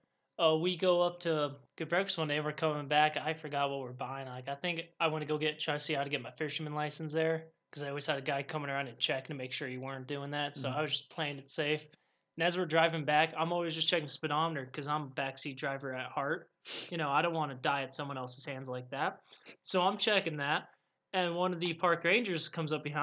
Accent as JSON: {"language": "English", "region": "Colorado", "country": "United States", "said": "I'm from Colorado"}